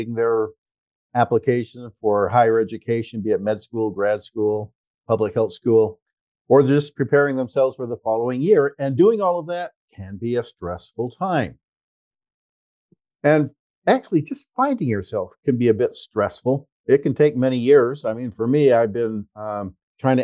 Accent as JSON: {"language": "English", "town": "Los Angeles", "region": "California", "country": "United States", "tie": "born or raised there", "said": "I was born just around the corner from there"}